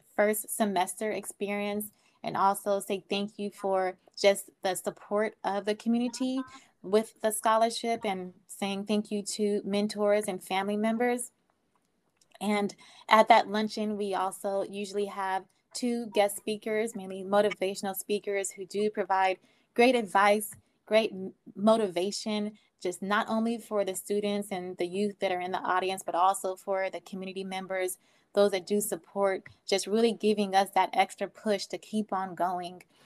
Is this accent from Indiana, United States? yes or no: no; Oakland, California, United States; I grew up in Oakland.